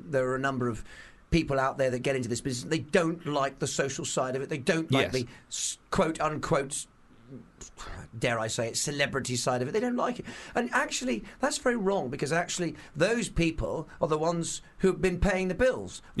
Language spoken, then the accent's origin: English; Bampton, South West England, United Kingdom; also born or lived in London; I was born in Hammersmith in London, but I grew up in Devon.